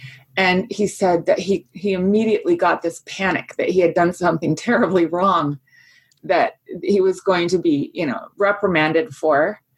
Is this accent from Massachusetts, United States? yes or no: no; Fairfax, Virginia, United States; Well, I was born and raised in Virginia. My dad was working in the Pentagon at the time in the Department of Agriculture. And we lived in Fairfax, Virginia, which is very close there.